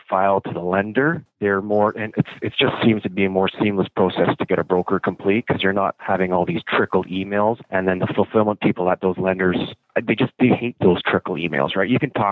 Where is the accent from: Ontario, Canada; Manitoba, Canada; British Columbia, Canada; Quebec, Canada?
Ontario, Canada; Orillia; now in London, Canada; I'm actually from Orillia, which is just north of Toronto.